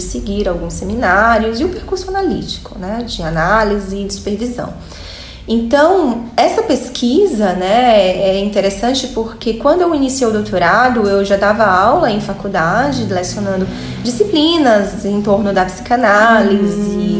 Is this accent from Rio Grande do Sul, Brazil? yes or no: no; Fortaleza, Ceará, Brazil; moved away as an adult; also born or lived in Salvador, Brazil / France; eu sou de Fortaleza